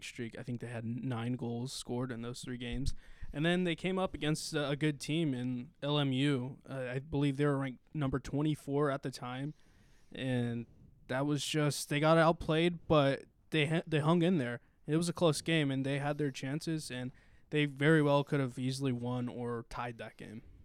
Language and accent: English; Stockton, California, United States; also born or lived in Manteca, California; I'm from Stockton, California, although I went to high school in Manteca at East Union